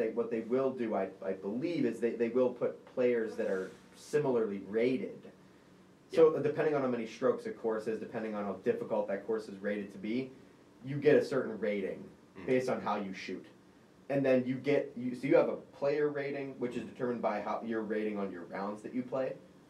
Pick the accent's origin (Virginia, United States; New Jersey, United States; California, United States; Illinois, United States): Virginia, United States; New Kent; I'm from New Kent.